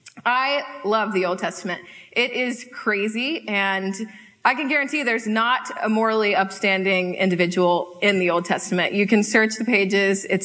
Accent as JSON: {"language": "English", "town": "High Point", "region": "North Carolina", "country": "United States", "tie": "born or raised there", "also_born_or_lived": "Charlottesville, Virginia", "moved": "as an adult", "lives_now": "Seattle, United States", "said": "I grew up with this family in High Point, North Carolina for all of my life, moved to Charlottesville, Virginia for college"}